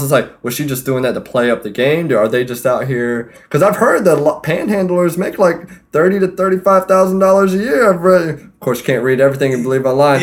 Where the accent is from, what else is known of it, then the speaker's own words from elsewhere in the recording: Fayetteville, North Carolina, United States; moved away; I'm from Fayetteville, North Carolina